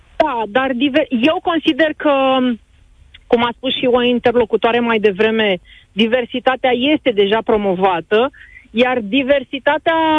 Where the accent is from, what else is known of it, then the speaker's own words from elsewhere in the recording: Romania; noi ca români